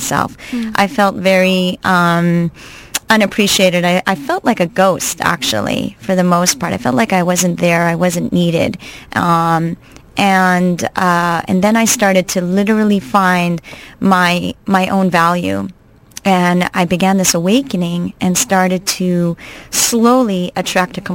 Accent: Montreal, Quebec, Canada; moved away as an adult; also born or lived in New York City, United States / New Jersey, United States; I'm actually originally from Montreal, Canada. I grew up there

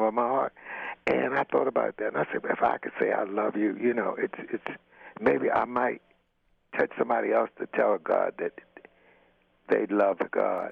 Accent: Baltimore, Maryland, United States; moved away as an adult; now in Los Angeles, United States; I'm from Baltimore, Maryland

